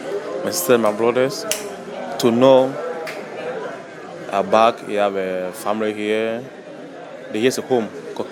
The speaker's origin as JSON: {"language": "English", "town": "Kumasi", "region": "Ashanti", "country": "Ghana", "said": "Actually, from Kumasi, I'm from Ashanti. I'm an artist, I paint."}